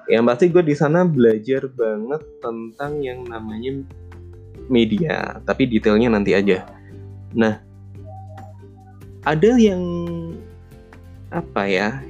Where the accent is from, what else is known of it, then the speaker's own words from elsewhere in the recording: Indonesia; Gue berasal dari Indonesia dan satu-satunya orang Indonesia yang ada di short course tersebut.